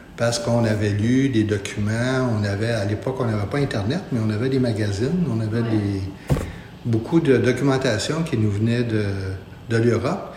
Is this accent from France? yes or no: no; Montreal, Quebec, Canada; Je suis un natif de Montréal, de la petite patrie